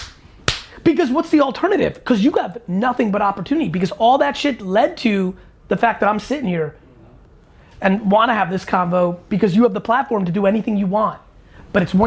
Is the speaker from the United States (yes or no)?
yes; East Coast, United States; growing up on East Coast